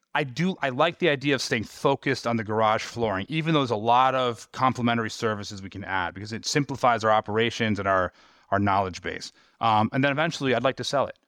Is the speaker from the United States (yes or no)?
yes; New York, United States; moved away; my hometown in New York